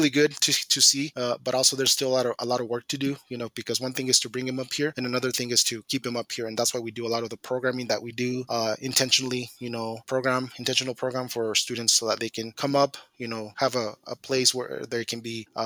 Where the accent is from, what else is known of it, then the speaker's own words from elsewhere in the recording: Mountain Home, Idaho, United States; now in Moscow, United States; So for so for me, it was like really, you know, difficult, you know, being a being away from my hometown. Mount Home is about seven hours away. Coming into Moscow